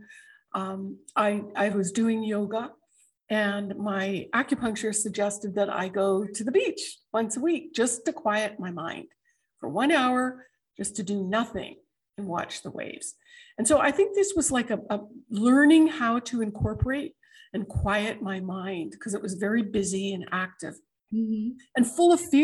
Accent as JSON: {"language": "English", "country": "Canada", "tie": "born or raised there", "moved": "as an adult", "lives_now": "United States", "said": "I'm a Canadian born American"}